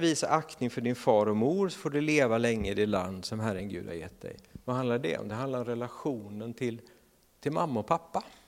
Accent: Sweden; som svenskar

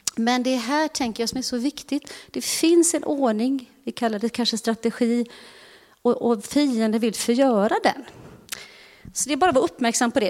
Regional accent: Uddevalla, Västra Götaland, Sweden; moved away; jag är ju från Uddevalla och eh, är ju uppvuxen i Bäve församling

